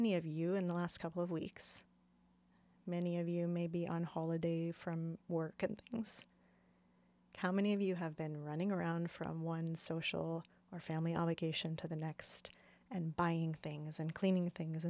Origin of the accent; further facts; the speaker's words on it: Phoenix, Arizona, United States; now in Portland, United States; I grew up in Phoenix, Arizona